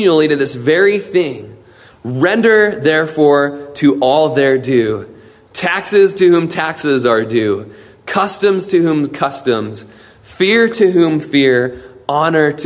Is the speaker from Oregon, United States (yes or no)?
yes; Klamath Falls, Oregon, United States; In Klamath Falls, my hometown